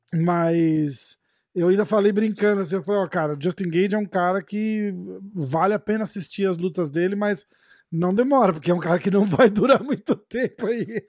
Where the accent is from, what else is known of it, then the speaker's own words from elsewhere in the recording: Brazil; a gente é brasileiro